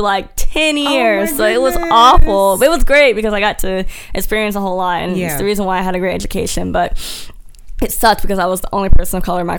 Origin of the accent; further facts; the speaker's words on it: Washington, United States; now in Houston, United States; I'm not from Houston originally. I'm from Washington State.